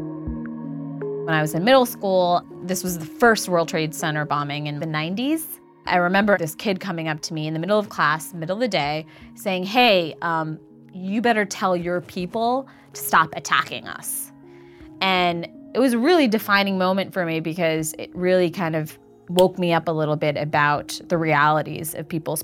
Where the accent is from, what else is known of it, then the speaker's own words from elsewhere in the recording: Montville, New Jersey, United States; also born or lived in Queens, New York; I grew up in Montville, New Jersey.